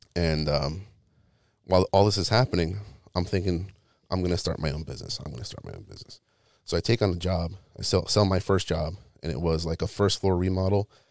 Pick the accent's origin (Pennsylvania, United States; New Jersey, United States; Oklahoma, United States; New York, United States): New York, United States; New York City; moved away; I'm originally from New York, like, the Brooklyn, Queens area